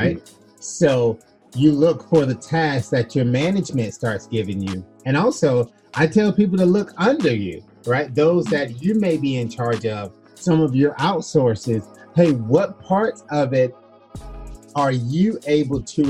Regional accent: Florida, United States; I was born in Florida in the United States

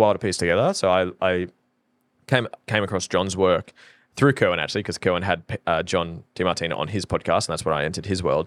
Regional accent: Norfolk Island; now in Australia; I'm from Norfolk Island

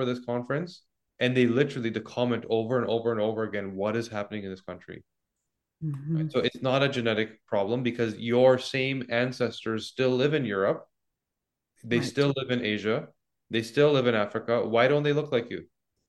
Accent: Canada; I mean, I'm Canadian.

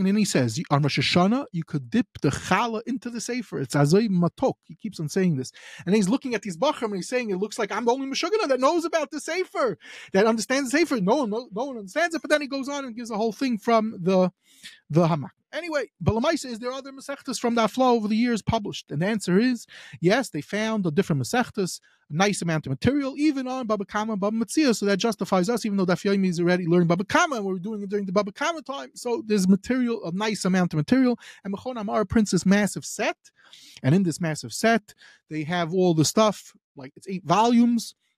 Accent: United States; moved away; I'm from America.

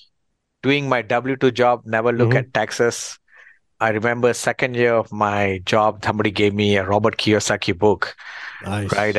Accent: Malaysia; moved away as an adult; also born or lived in Australia; we are fourth generation Malaysia.

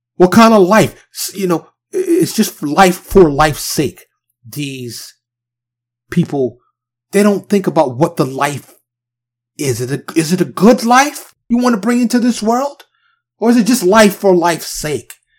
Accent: New York City, New York, United States; now in Texas, United States; I am from New York, born and raised in New York City. but I currently reside in Texas.

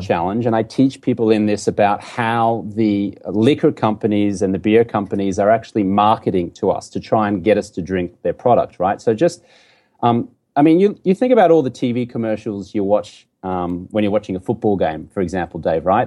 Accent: Brisbane, Queensland, Australia; moved away as an adult; also born or lived in London; now in United States; I grew up in Brisbane, Australia. You can tell I got a funny accent here

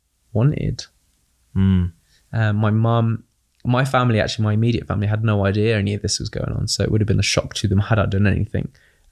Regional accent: United Kingdom; accent: British; Now you just get my British accent.

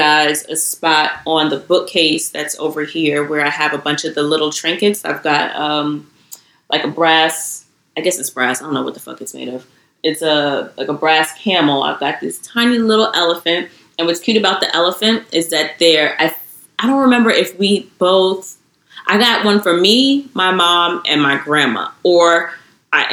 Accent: New York City, New York, United States; I'm from Queens.

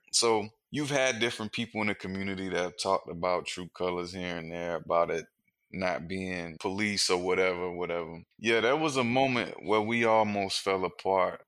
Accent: Wilmington, North Carolina, United States; I'm from Wilmington, North Carolina, and I grew up on the north side of town.

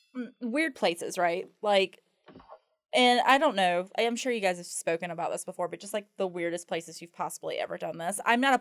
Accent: Myrtle Beach, South Carolina, United States; I'm originally from Myrtle Beach, but my parents got a divorce, so I spent half my time in Myrtle Beach and then half my time in the upstate South Carolina.

